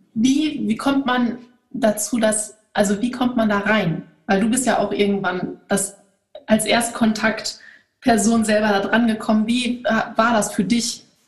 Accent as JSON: {"language": "German", "country": "Germany", "said": "bei uns in Deutschland"}